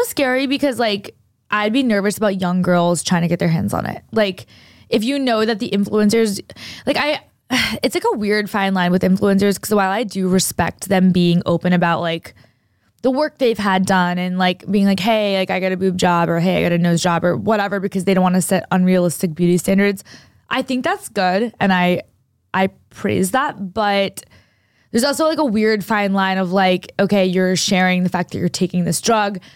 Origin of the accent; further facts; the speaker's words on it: New Hampshire, United States; moved away; I grew up in New Hampshire, like, for at least a, a lot of my life